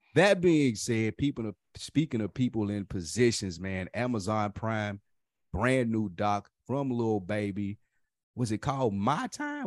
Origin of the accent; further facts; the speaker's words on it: Nashville, Tennessee, United States; I was from Nashville too